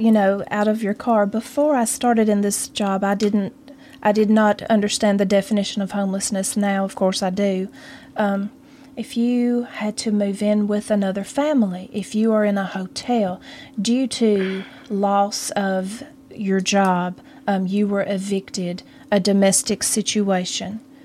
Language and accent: English; Mount Pleasant, Tennessee, United States; I am from Mount Pleasant, Tennessee. Born and raised